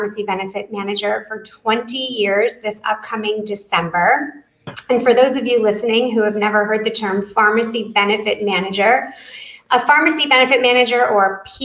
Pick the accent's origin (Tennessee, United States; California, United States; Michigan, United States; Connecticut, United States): Michigan, United States; Detroit; my hometown in Detroit.